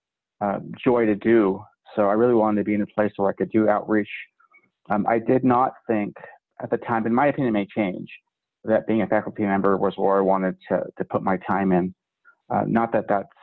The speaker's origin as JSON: {"language": "English", "region": "California", "country": "United States", "also_born_or_lived": "North Dakota / Montana / Akron, Ohio", "moved": "as an adult", "lives_now": "Wyoming, United States", "said": "I'm from California"}